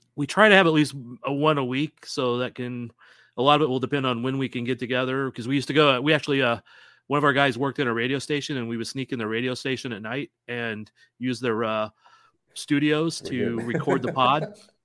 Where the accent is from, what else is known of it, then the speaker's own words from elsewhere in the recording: St. Louis, Missouri, United States; I grew up in St. Louis, which is across the state from Kansas City. Huge soccer background there.